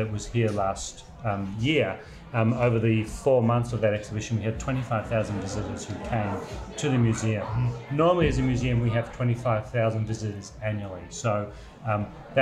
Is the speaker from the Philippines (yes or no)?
no; Australia; moved away as an adult; also born or lived in Melbourne, Australia; now in Gloucester, United States; I have been told as an Australian that I pronounce Gloucester the correct way.